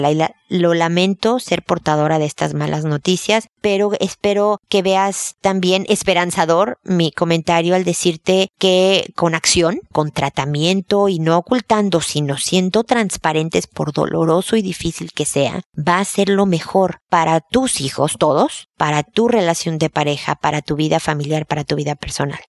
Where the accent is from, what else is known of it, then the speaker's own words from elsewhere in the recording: Mexico; moved away as an adult; now in Chile; cuando yo vivía allá, hace 10 años que no vivo en México